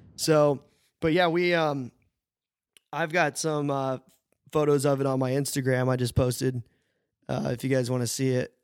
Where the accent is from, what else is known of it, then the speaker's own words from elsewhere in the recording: United States; moved away; also born or lived in Sydney, Australia; we, we're all American, but never met in America, any of us